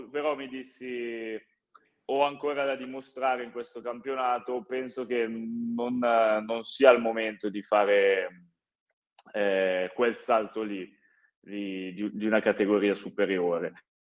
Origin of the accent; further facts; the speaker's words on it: Varese, Lombardy, Italy; moved away; un ragazzo nato e cresciuto a Varese, giocare a Varese penso sia incredibile